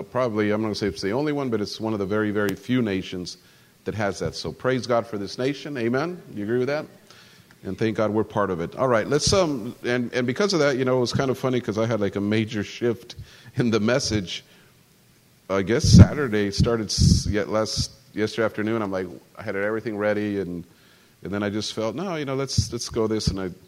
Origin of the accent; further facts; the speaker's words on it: central Mexico, Mexico; because I grew up as an American, but I grew up in Mexico. So in central Mexico, you know, you grow up with some, it's just part of growing up.